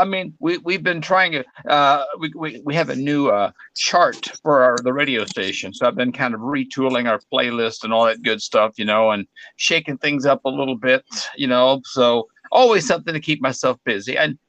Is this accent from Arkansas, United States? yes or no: yes; Arkansas, United States; my hometown in Arkansas